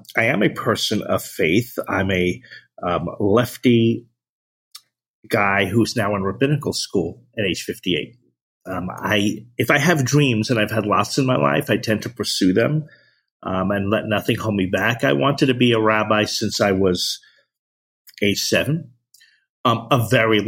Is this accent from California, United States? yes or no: no; New Jersey, United States; I'm from New Jersey